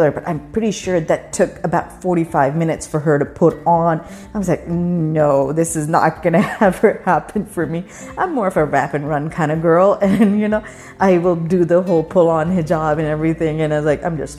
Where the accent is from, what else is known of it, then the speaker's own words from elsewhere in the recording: Pakistan; When I grew up in Pakistan, none of the women in my family did